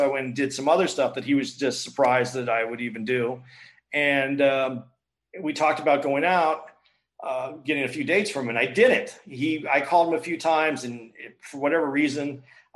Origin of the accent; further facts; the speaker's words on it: Tucson, Arizona, United States; I grew up in Tucson